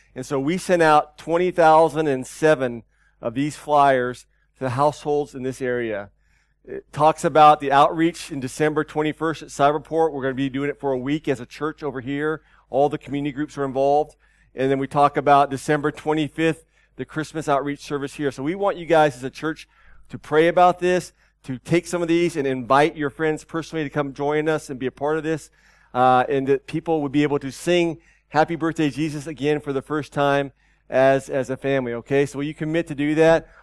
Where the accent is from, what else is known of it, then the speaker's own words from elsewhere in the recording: Austin, Texas, United States; moved away; my hometown in Austin, Texas